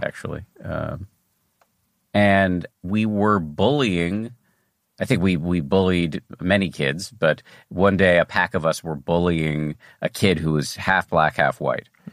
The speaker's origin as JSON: {"language": "English", "town": "Newton", "region": "Massachusetts", "country": "United States", "tie": "born or raised there", "said": "I grew up in Newton, Massachusetts"}